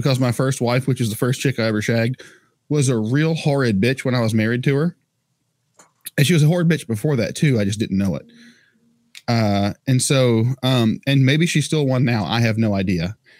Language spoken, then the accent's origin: English; North Carolina, United States; I'm white, I'm Scottish, of descent, DNA, whatever you want to call it, uh, American by nationality, um, North Carolina